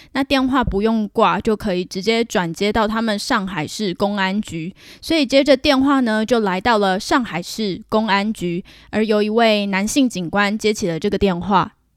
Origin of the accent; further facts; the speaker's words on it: Taiwan; moved away as an adult; now in Canada; 我是台湾人啊